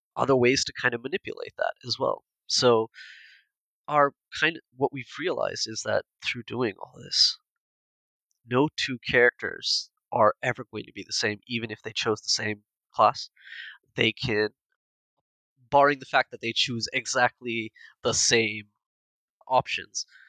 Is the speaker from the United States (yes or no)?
no; India; we're all Indian